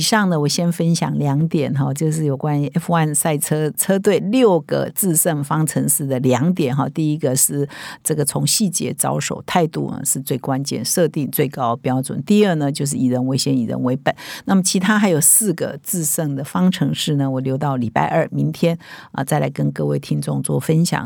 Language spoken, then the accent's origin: Chinese; Taiwan; 我们台湾人